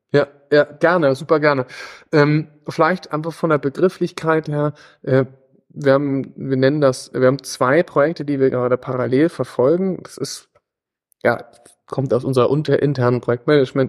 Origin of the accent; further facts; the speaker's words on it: Gödens, Lower Saxony, Germany; also born or lived in Hamburg / East Germany / Vienna / London; bin aus Gödens, bin in, in Hamburg geboren, in, in teilweise in Ostdeutschland aufgewachsen